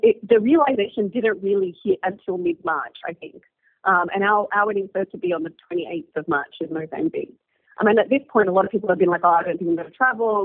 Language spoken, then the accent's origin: English; Australia; now in Nairobi, Kenya; I'm Egyptian Australian, but I live in Nairobi